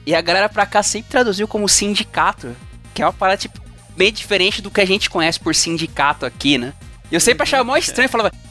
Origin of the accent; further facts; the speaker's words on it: São Bernardo do Campo, São Paulo, Brazil; eu nasci em São Bernardo